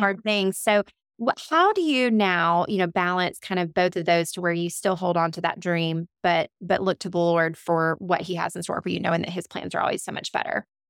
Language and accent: English; Montgomery, Alabama, United States; accent: twang; moved away; also born or lived in Warner Robins, Georgia; I was actually originally born and raised in Montgomery, Alabama, but my family is from Fort Valley, Georgia.